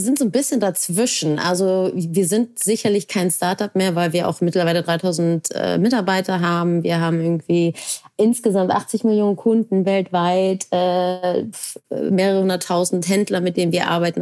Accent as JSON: {"language": "German", "region": "Hamburg", "country": "Germany", "tie": "born or raised there", "said": "weil ich gebürtige Hamburgerin bin"}